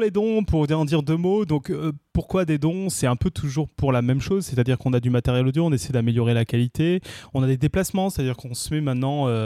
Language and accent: French; Tournefeuille, Occitania, France; also born or lived in Paris; je suis né à Paris, j'ai grandi à Tournefeuille.